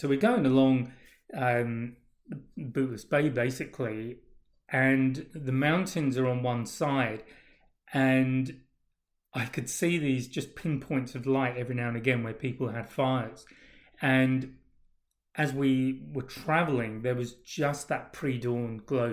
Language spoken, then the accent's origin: English; England, United Kingdom; moved away; also born or lived in Australia; being English